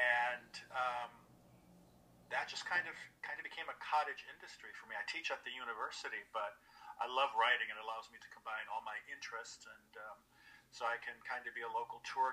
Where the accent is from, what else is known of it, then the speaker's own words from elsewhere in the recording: Wisconsin, United States; moved away as an adult; also born or lived in Europe; now in Louisville, United States; I'm from Wisconsin originally, and I ended up here in the 90s